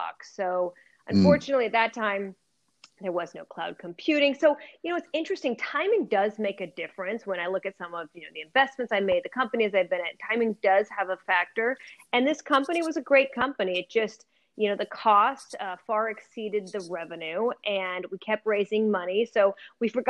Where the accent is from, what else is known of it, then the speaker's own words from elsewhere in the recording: Portland, Oregon, United States; I grew up in Portland, Oregon